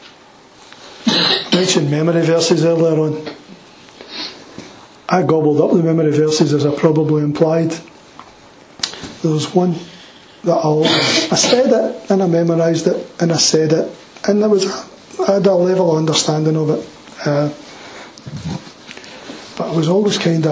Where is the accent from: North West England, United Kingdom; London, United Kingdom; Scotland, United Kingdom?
Scotland, United Kingdom; Glasgow; I'm from the East End of Glasgow